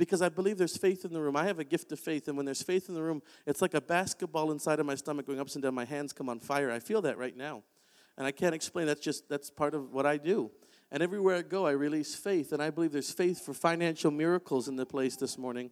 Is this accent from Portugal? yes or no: no; Oshawa, Ontario, Canada; I grew up in Oshawa, Ontario.